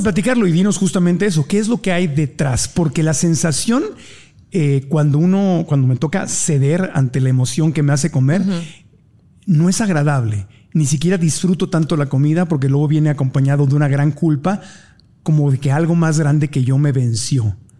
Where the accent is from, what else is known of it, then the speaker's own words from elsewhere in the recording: Mexico City, Mexico; A mí mi mamá me llevaba de niño aquí en Ciudad de México a comer hot cakes los domingos.